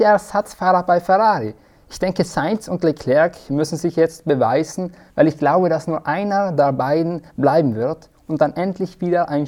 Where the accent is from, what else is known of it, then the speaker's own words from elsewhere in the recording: Trentino-Alto Adige, Italy; Ich komme tatsächlich nicht aus der Schweiz, sondern aus dem schönen bergigen Südtirol.